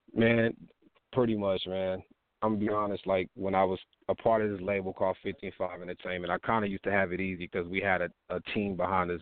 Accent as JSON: {"language": "English", "region": "Texas", "country": "United States", "said": "I'm from Texas, man. I'm from Texas"}